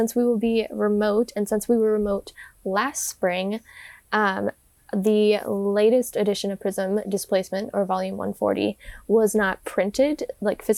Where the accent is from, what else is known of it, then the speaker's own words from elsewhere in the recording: Medford, Oregon, United States; I'm from Southern Oregon, which is like Rogue Valley area, Medford area, basically.